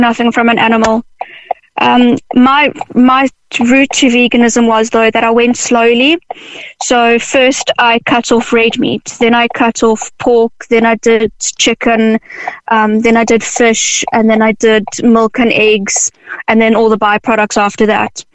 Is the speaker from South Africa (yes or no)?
yes; South Africa; now in Ireland; I'm initially from South Africa